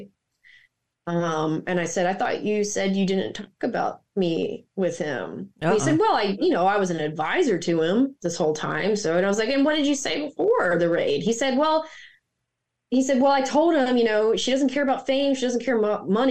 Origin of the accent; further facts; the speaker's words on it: Mississippi, United States; also born or lived in Maryland; now in Florida, United States; I grew up in Mississippi, the poorest state in the country.